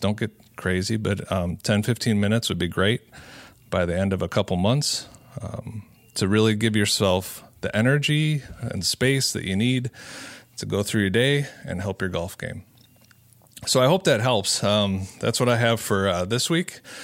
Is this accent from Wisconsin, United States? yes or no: yes; Cedarburg, Wisconsin, United States; broadcasting out of Cedarburg Public Library, uh, my hometown.